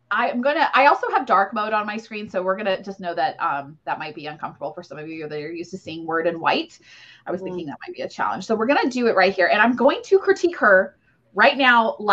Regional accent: Ohio, United States; I, I grew up in Ohio.

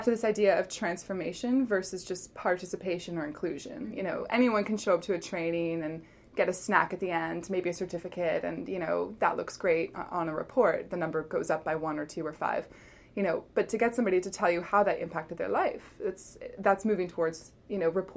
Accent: Canada; moved away as an adult; also born or lived in Middle East; Where we are as a Canadian society, I have to say, since I've come home

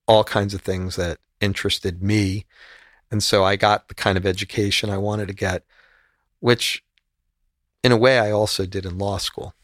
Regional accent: United States; also born or lived in Miami / Spain; just being an American

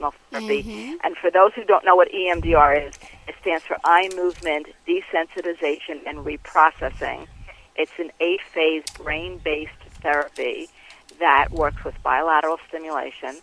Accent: New York City, New York, United States; I grew up in Queens in Bayside.

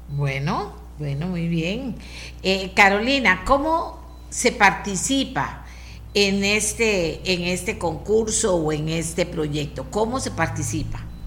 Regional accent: Costa Rica; yo como costarricense

